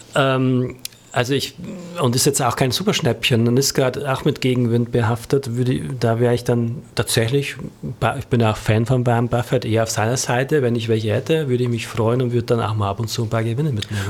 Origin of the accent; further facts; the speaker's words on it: Bavaria, Germany; als Bayer